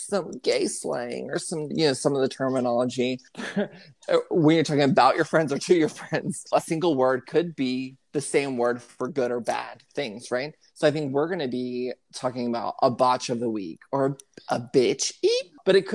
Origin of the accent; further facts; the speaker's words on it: Houston, Texas, United States; Houston, which is my hometown